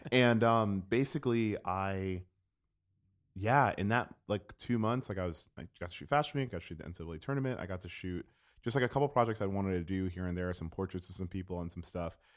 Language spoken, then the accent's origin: English; Jamaica; also born or lived in Gainesville, Florida; as a Jamaican person